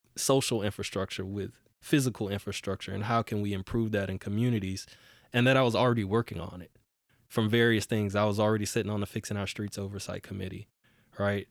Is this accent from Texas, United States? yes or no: yes; Houston, Texas, United States; now in Portland, United States; I grew up in Houston, Texas